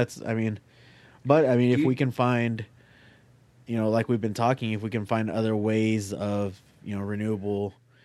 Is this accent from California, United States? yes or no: no; Eddy County, New Mexico, United States; born or raised there